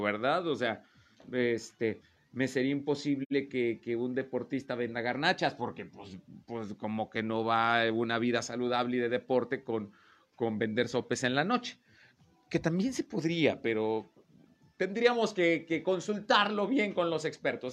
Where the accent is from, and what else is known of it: Mexico